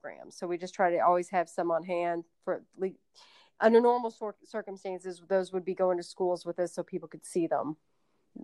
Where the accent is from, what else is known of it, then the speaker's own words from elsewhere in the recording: Louisville, Kentucky, United States; I am from Louisville